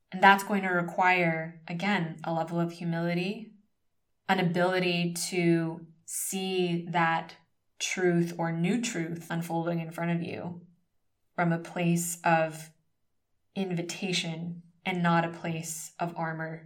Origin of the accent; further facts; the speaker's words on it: United States; moved away as an adult; now in Spain; growing up as a first generation Filipino American in the United States daughter of immigrants